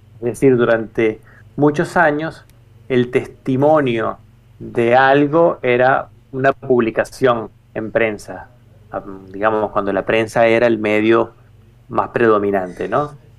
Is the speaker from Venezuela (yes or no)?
yes; Venezuela; yo soy venezolano